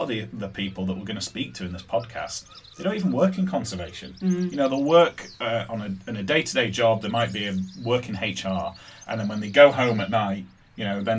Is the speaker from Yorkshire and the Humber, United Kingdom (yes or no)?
yes; Yorkshire and the Humber, United Kingdom; moved away; The place where I grew up in Yorkshire